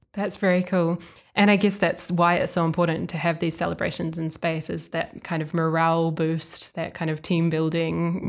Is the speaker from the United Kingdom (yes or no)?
no; New Zealand; moved away; my home country, New Zealand